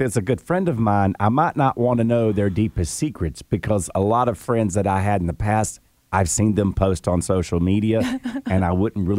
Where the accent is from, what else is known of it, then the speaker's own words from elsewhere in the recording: Greenville, South Carolina, United States; take it from a Greenville native. I was born and raised in Greenville.